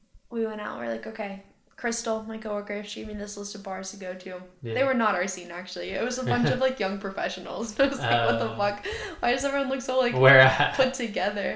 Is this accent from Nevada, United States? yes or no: no; Asheville, North Carolina, United States; moved away as an adult; also born or lived in Albuquerque, New Mexico; now in Oregon, United States; I'm from Asheville